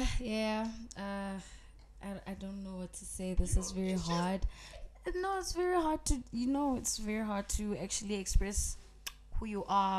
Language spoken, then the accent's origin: English; South Africa; also born or lived in Johannesburg; I grew up in Potchefstroom. That is like the south side of KZN. Yeah, born in Johannesburg, but yeah, from the port side.